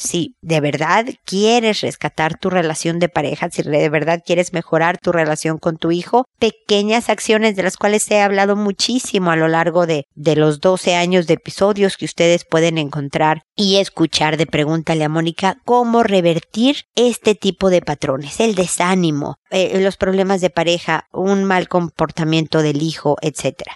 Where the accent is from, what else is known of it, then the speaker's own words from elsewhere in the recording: Mexico; como decimos en México